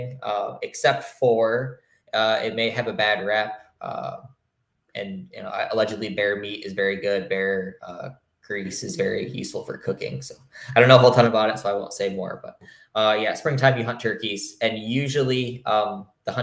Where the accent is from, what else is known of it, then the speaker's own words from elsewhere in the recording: Michigan, United States; I'm from Michigan